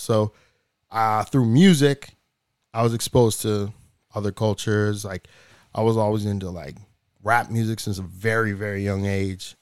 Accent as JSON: {"language": "English", "region": "New Hampshire", "country": "United States", "tie": "born or raised there", "also_born_or_lived": "Dominican Republic", "moved": "yes", "said": "I grew up in New Hampshire"}